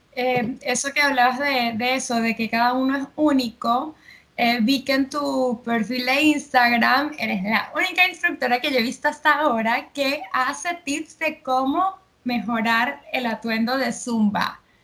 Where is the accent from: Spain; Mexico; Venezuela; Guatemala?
Venezuela; now in Argentina; yo, que soy de Venezuela, vivo aquí en Argentina